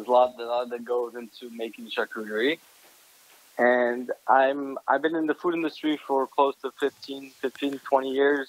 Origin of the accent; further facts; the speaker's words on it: French Alps, France; English is a second language; I actually born in France, and I was born in the French Alps and grew up there.